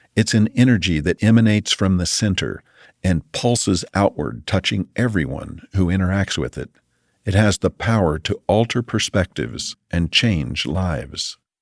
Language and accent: English; United States